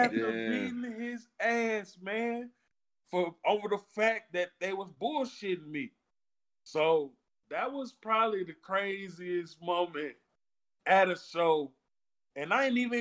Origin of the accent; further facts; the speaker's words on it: Chicago, Illinois, United States; I'm from Chicago